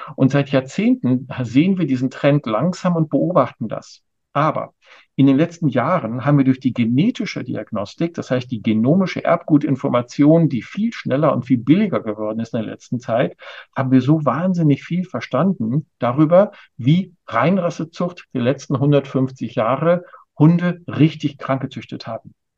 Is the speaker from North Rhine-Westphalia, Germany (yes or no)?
yes; Ruhr area, North Rhine-Westphalia, Germany; now in Berlin, Germany; Ich bin ja im Ruhrgebiet groß geworden